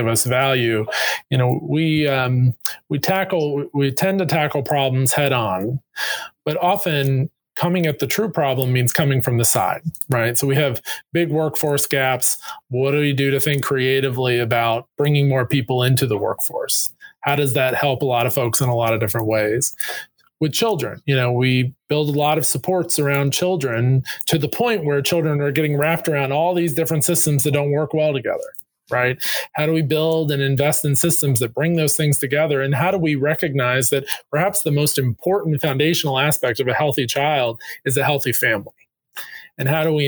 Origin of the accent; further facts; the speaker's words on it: North Carolina, United States; I had the great privilege of growing up in North Carolina